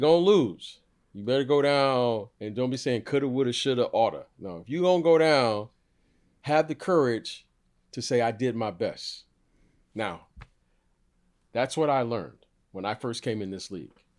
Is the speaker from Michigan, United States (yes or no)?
yes; Detroit, Michigan, United States; I grew up in Detroit